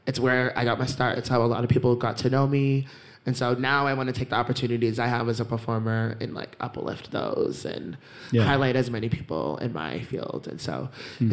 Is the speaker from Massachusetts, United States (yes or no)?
yes; Boston, Massachusetts, United States; I was from Dorchester